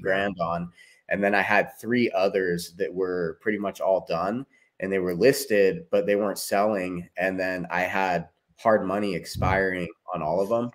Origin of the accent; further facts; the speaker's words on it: Tehachapi, California, United States; moved away as an adult; also born or lived in Bakersfield, California / Portland; now in Utah, United States; I grew up in Tehachapi.